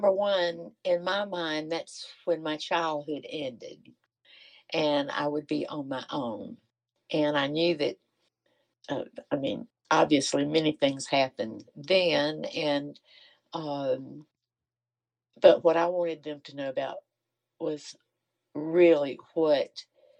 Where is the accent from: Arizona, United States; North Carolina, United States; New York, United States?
North Carolina, United States; my childhood was like as an American Indian in the days of Jim Crow in North Carolina